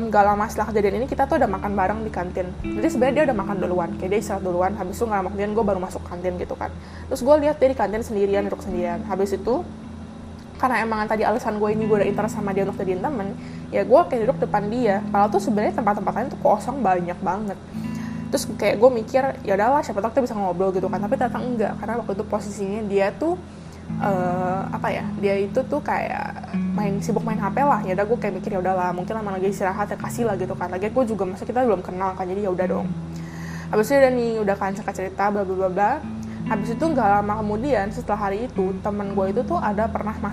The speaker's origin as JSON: {"language": "Indonesian", "region": "Jakarta", "country": "Indonesia", "said": "kayak nanya dari mana gue dari Jakarta gitu kan"}